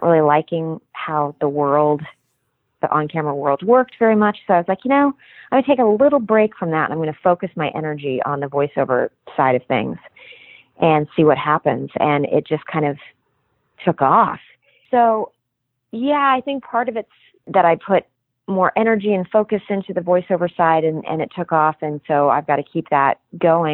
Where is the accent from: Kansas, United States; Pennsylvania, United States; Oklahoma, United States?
Kansas, United States; moved away as an adult; now in Los Angeles, United States; I grew up in Kansas, and I was working professionally in Kansas City